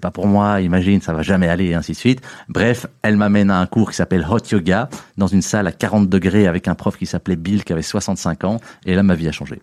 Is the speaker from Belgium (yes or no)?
yes; Uccle, Brussels-Capital Region, Belgium; also born or lived in Tennessee, United States; je suis belge, je suis bruxellois, j'ai grandi ben, en fait à un kilomètre d'ici, à, Hucle. j'ai fait mes primaires à Hucle, mes humanités à Hucle